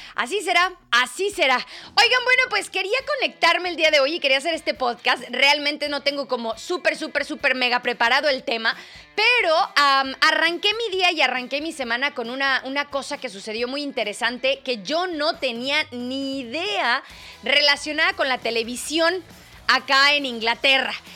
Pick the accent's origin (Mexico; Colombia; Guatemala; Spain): Mexico; now in England, United Kingdom; Nosotros en México